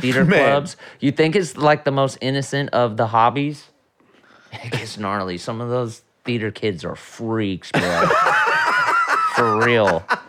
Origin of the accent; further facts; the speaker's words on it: California, United States; Skate. California. I should be able to do all these things.